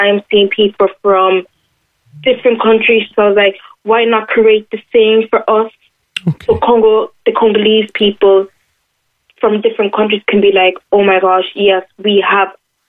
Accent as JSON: {"language": "English", "country": "Ireland", "said": "And I also don't regret being Irish."}